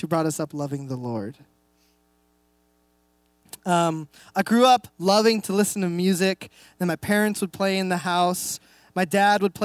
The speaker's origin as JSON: {"language": "English", "town": "Reno", "region": "Nevada", "country": "United States", "moved": "as an adult", "lives_now": "Enumclaw, United States", "said": "We moved here about a year and a half. We're actually from Reno, Nevada."}